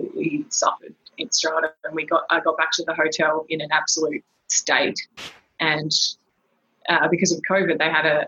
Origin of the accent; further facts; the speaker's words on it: Brisbane, Queensland, Australia; also born or lived in Darwin, Northern Territory; I grew up in Darwin and Brisbane